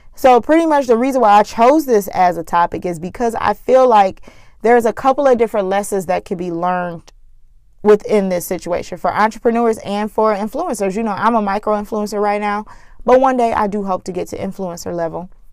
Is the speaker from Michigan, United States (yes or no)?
yes; Flint, Michigan, United States; Flint, Michigan, my hometown